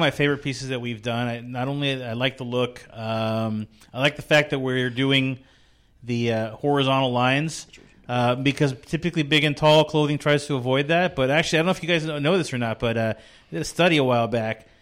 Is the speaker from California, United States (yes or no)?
yes; California, United States; moved away as an adult; now in Texas, United States; we're from California